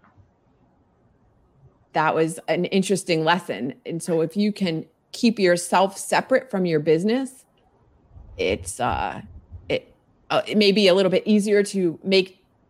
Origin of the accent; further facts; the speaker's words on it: Virginia, United States; also born or lived in South Florida; I am a Virginian. I'm in Northern Virginia outside of DC metro